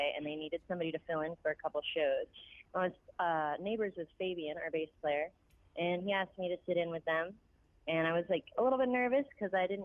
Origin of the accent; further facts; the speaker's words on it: Delray Beach, Florida, United States; I was born and raised in Delray Beach, Florida